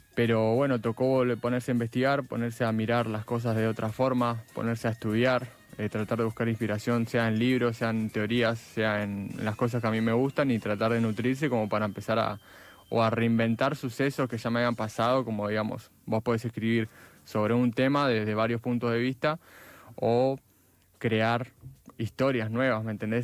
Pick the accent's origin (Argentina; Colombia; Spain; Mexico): Argentina; Villa Gesell, Buenos Aires Province; now in Buenos Aires, Argentina; yo soy de Villa Gesell y allá mm, es muy apagado todo durante el invierno